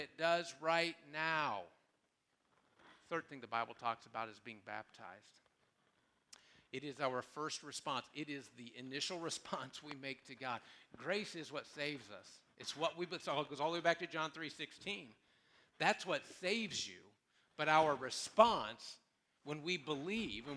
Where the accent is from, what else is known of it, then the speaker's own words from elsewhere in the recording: Columbus, United States; moved away; I grew up in Columbus